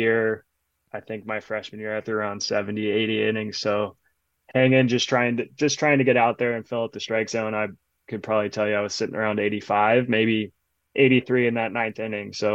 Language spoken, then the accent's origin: English; Los Angeles area, California, United States; born or raised there